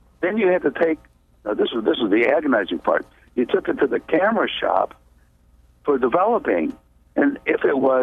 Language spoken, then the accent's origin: English; Chicago, Illinois, United States; I grew up in Chicago